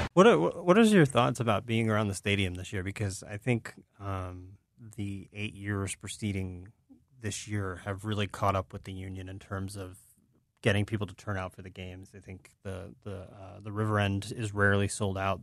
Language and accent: English; United States; I'm American